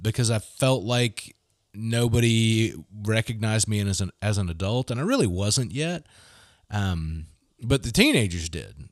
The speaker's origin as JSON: {"language": "English", "town": "Gulfport", "region": "Mississippi", "country": "United States", "tie": "born or raised there", "also_born_or_lived": "Muskogee, Oklahoma", "moved": "as an adult", "said": "I grew up in Gulfport"}